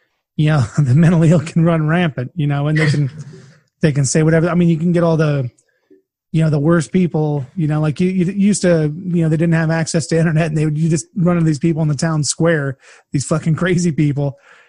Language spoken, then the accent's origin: English; California, United States; now in Kansas, United States; I mean, hell, I'm in Kansas now. I grew up in California